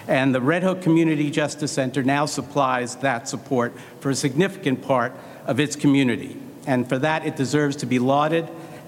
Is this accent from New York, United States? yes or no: yes; Brooklyn, New York, United States; I grew up in Brooklyn